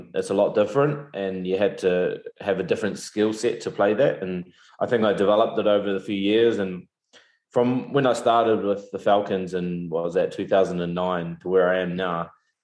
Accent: New Zealand; moved away as an adult; also born or lived in New Plymouth; growing up in New Zealand, as soon as you can walk, you pretty much had a rugby ball in your hand

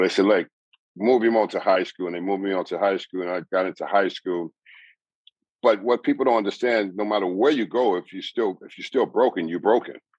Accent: Southern California, United States; I grew up in Southern California

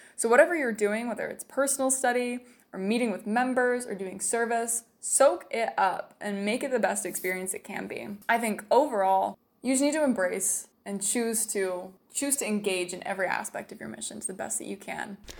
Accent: Salem, Utah, United States; moved away; I'm from Salem, Utah

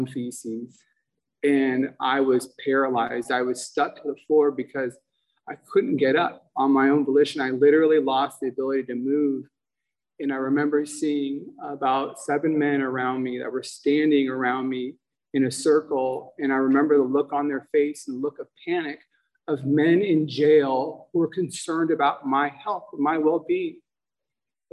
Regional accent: Los Angeles, California, United States; I grew up in San Pedro, Los Angeles

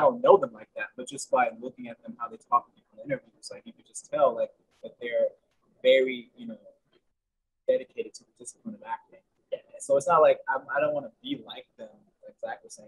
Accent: New Jersey, United States; now in Charleston, United States; I'm from New Jersey, but I currently live in Charleston, South Carolina

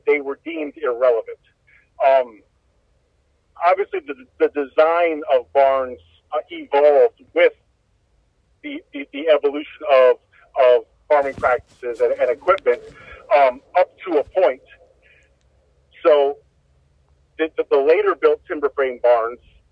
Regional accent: Holmes County, Ohio, United States; I grew up in Holmes County and, you know, grew up working on farms and all that.

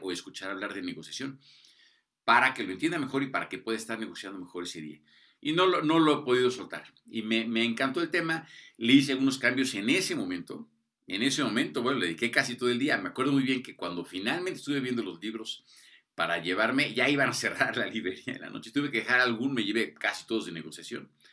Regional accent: Mexico; cómo somos los mexicanos, los latinoamericanos, ¿no? pero particularmente los mexicanos

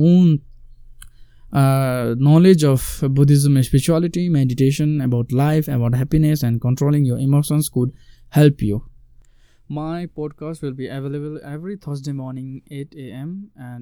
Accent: Sikkim, India; I am from Sikkim, India

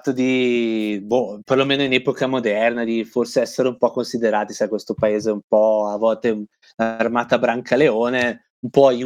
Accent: Italy; cioè basta dire sono italiano e guadagni 10 punti fashion così, senza fare nulla di più.

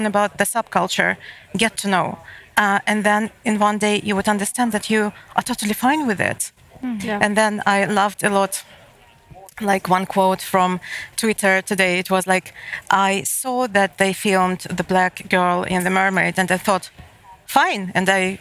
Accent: Moscow, Russia; moved away as an adult; now in Malmö, Sweden; I live in Malmö, and I'm coming from Moscow

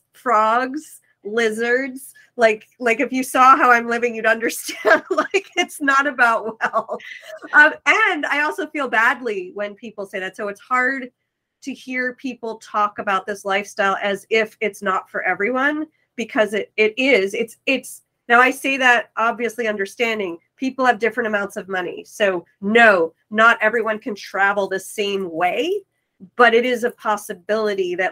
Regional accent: New York City, New York, United States; moved away; I'm from New York City

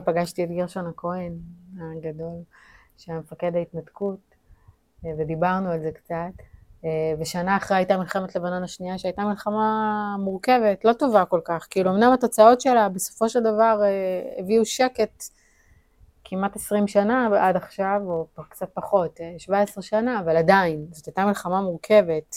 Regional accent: Ashdod, Southern District, Israel; moved away as an adult; also born or lived in Tel Aviv; נולדתי באשדוד וגדלתי באשדוד

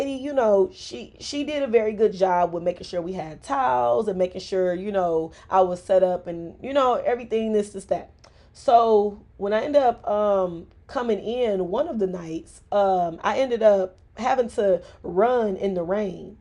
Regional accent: Detroit, Michigan, United States; I am from Mexican Town. I am originating from Southwest Detroit.

